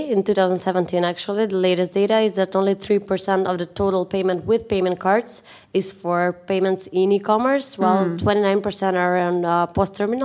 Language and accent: English; North Macedonia; from Macedonia